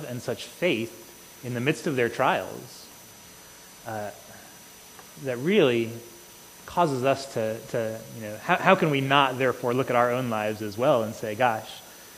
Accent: United States; for us as American Christians

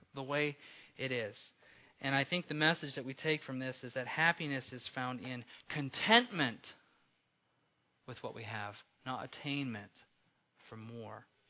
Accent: Apple Valley, California, United States; when I was a small boy growing up in Apple Valley, California

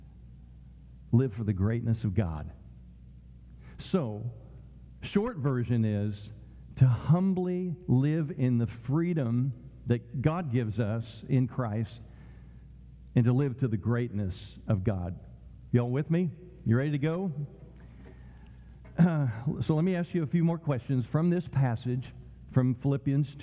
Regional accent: Tulsa, Oklahoma, United States; Growing up in Tulsa, Oklahoma, like Alan did

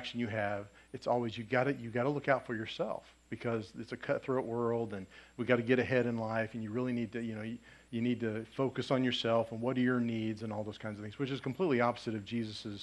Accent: Lafayette, Indiana, United States; I grew up in Lafayette

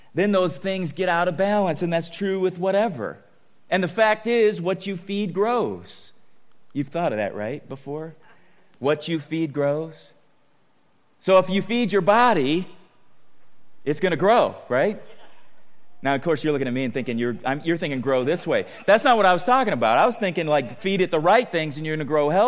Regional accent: San Diego, California, United States; growing up in San Diego

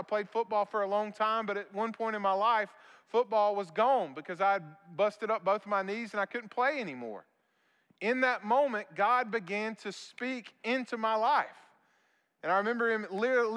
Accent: Vidalia, Georgia, United States; moved away as an adult; also born or lived in Statesboro, Georgia; I didn't want to come back to my hometown

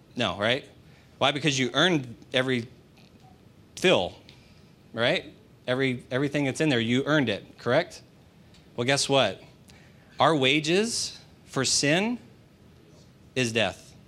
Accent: United States; That does not make me any less American, does it? Because that's what I am.

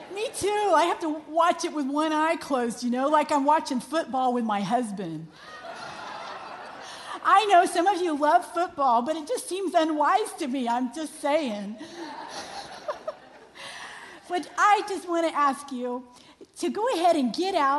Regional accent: Florida, United States; I was raised in Florida, which is basically a big marshy peninsula covered in water.

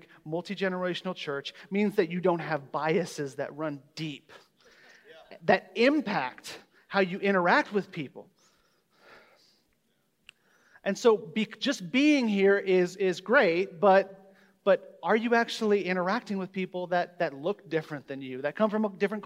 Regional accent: Omaha, Nebraska, United States; born or raised there

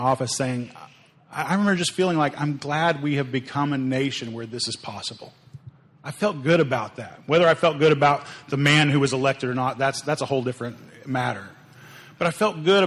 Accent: Oklahoma, United States; I grew up in Oklahoma

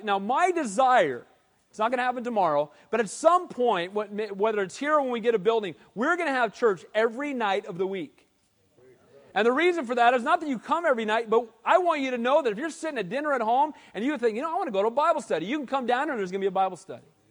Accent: Costa Mesa, California, United States; I was a little kid growing up in Calvary Costa Mesa.

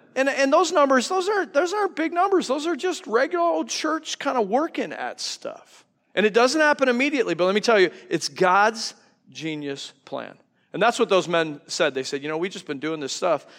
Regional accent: New York, United States; now in Wisconsin, United States; I'm from New York, so I talk a hundred miles an hour

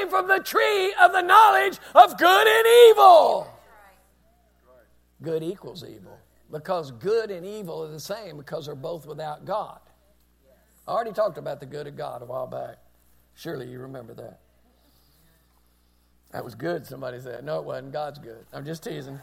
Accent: United States; We're Americans

